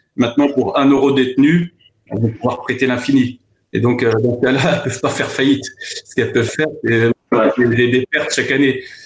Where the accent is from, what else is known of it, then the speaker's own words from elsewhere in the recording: France; je suis issu euh, de parents qui sont issus de l'immigration, donc je suis né en France.